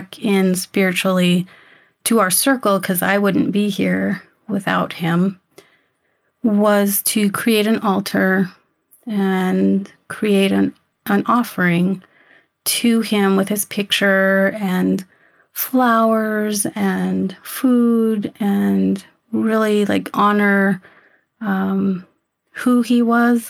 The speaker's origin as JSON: {"language": "English", "town": "Yuma", "region": "Arizona", "country": "United States", "tie": "born or raised there", "said": "I grew up in Yuma, Arizona"}